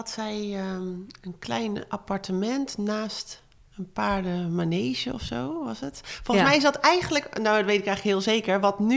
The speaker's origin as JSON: {"language": "Dutch", "town": "Breda", "region": "North Brabant", "country": "Netherlands", "tie": "born there", "said": "Ik ben ehm, geboren in Breda, maar daar hebben we nooit gewoond. Dus ehm, ik ben daar alleen maar geboren."}